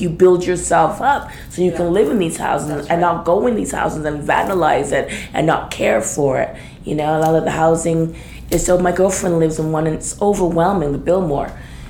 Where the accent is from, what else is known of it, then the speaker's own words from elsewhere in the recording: Ontario, Canada; now in Vancouver, Canada; I came from Ontario.